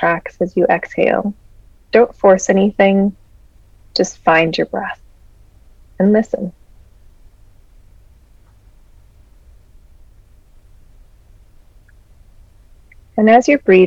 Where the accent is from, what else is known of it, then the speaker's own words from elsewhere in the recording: Peace Athabasca Delta, Northern Alberta, Canada; we come from the Peace Athabasca Delta